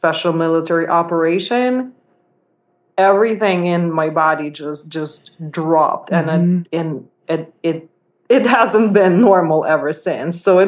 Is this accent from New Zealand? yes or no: no; Uzhhorod, Zakarpattia Oblast, Ukraine; also born or lived in Kyiv; now in New York, United States; I went to our hometown, Uzhgorod, to spend time with my family